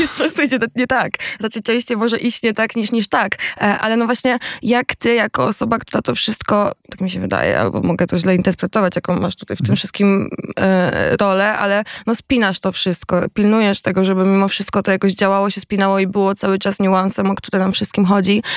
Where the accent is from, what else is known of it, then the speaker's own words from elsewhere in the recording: Koszalin, West Pomeranian Voivodeship, Poland; ja z Koszalina